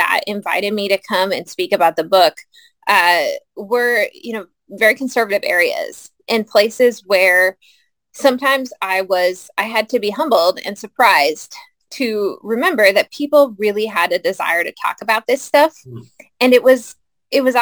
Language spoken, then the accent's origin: English; United States; as American Christians, as white Christians